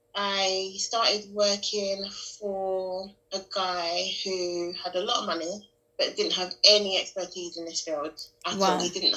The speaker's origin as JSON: {"language": "English", "region": "London", "country": "United Kingdom", "said": "I'm from Newham."}